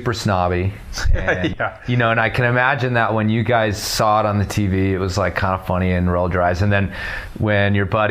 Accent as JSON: {"language": "English", "town": "Libertyville", "region": "Illinois", "country": "United States", "moved": "yes", "lives_now": "Colorado, United States", "said": "LBV, Libertyville"}